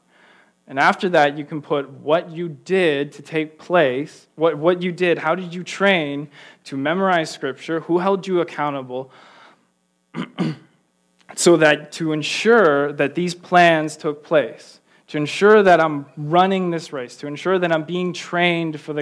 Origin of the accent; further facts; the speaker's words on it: Pittsburgh, Pennsylvania, United States; growing up in Pittsburgh, I loved the Steelers